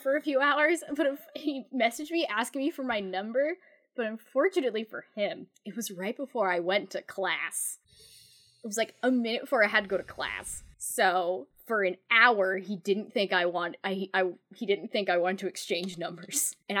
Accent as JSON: {"language": "English", "country": "United Kingdom", "said": "Being British, there's another important Elizabeth in my life."}